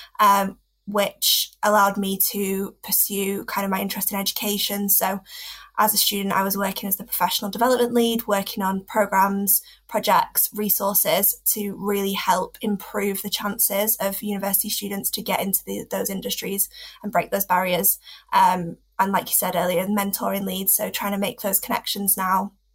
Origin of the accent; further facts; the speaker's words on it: Preston, North West England, United Kingdom; I grew up in Preston